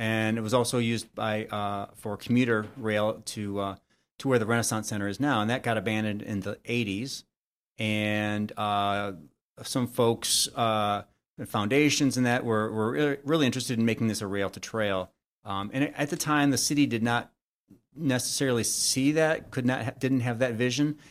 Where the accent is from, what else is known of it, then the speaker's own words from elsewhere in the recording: Royal Oak, Michigan, United States; my original house where I grew up in Royal Oak